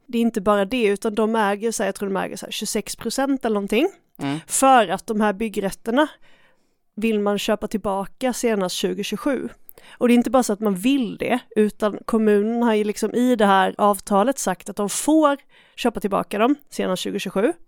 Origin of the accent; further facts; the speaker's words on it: Skåne, Sweden; jag är från Skåne